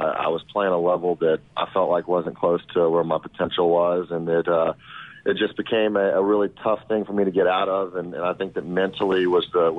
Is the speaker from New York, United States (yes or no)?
no; Shreveport, Louisiana, United States; I grew up in Louisiana